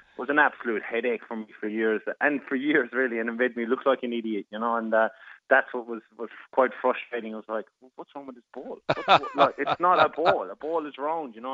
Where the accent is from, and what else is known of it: Ireland; moved away